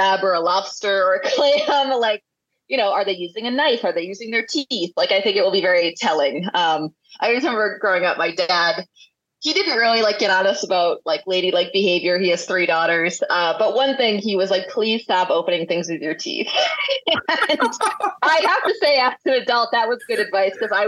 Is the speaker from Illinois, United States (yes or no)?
no; Warwick, Rhode Island, United States; I grew up in Warwick, which is right by the airport